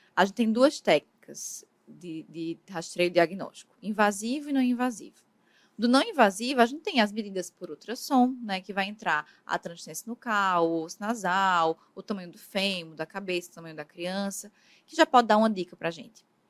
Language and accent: Portuguese; Paraíba, Brazil; moved away as an adult; also born or lived in Ribeirão Preto, São Paulo; eu sou da Paraíba, né, mas fiz minha formação no interior de São Paulo, na USP Ribeirão Preto